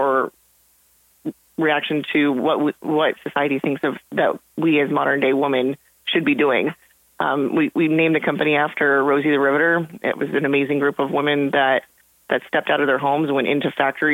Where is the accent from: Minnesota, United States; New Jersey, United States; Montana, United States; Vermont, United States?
Montana, United States; moved away as an adult; I grew up in Montana.